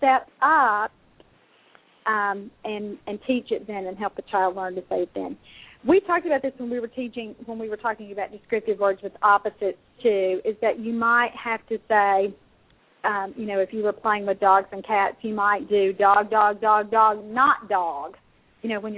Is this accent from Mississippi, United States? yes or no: yes; Mississippi, United States; I'm from Mississippi